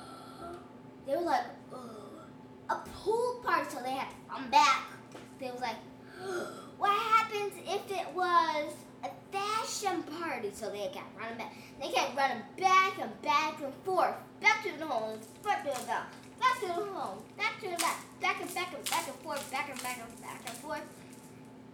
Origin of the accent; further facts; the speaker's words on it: United States; I'm actually from the United States